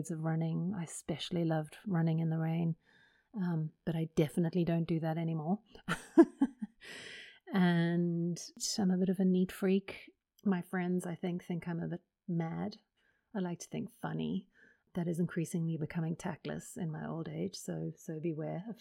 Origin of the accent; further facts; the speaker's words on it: South Africa; moved away as an adult; now in United Kingdom; I am South African